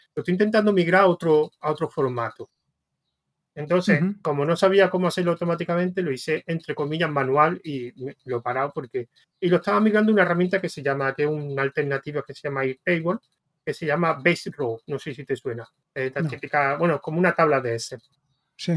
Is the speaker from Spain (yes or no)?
yes; Spain; en España somos muy de PHP